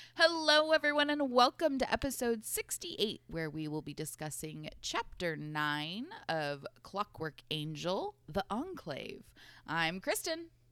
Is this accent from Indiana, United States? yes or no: no; Portland, Oregon, United States; growing up in Southeast Portland